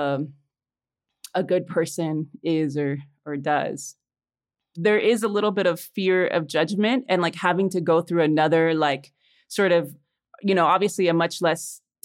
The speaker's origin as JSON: {"language": "English", "town": "Chicago", "region": "Illinois", "country": "United States", "tie": "born or raised there", "also_born_or_lived": "Los Angeles, United States", "moved": "yes", "lives_now": "Mexico City, Mexico", "said": "I was born in Mexico City, but when I was four, my family and I immigrated to Little Village, a Mexican and Puerto Rican neighborhood in Chicago"}